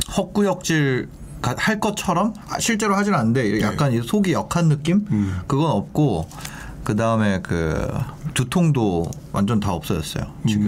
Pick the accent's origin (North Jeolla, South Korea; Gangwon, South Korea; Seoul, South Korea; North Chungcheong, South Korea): Gangwon, South Korea; Gangneung; moved away; 고향이 강릉이거든요.